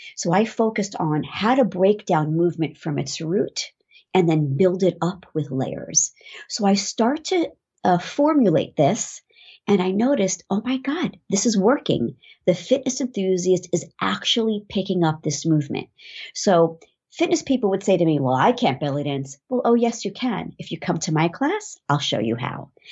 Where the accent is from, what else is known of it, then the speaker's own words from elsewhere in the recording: New York City, New York, United States; I am from New York